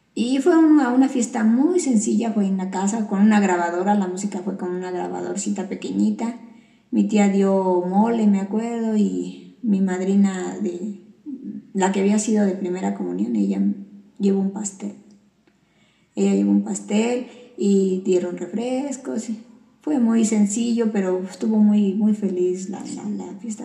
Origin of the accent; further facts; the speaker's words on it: Veracruz, Mexico; mi pueblo de Veracruz